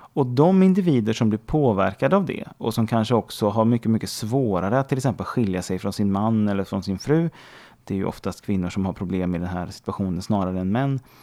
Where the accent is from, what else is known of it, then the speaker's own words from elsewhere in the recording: Sweden; Där jag är svensk